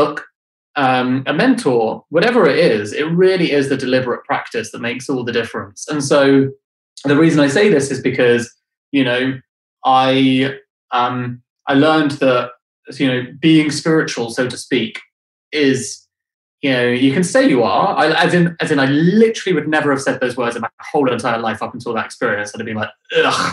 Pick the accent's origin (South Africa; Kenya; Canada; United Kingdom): United Kingdom; London; I grew up in London